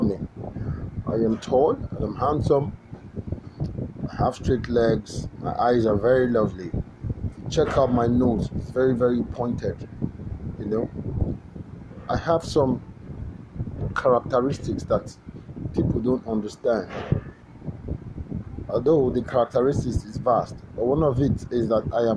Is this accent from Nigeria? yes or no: yes; Enugu State, Nigeria; I'm from Enugu State. In Kano, to be precise. And my village is in Burubu. You see? Already you know that I'm an Igbo man by nature and by characteristics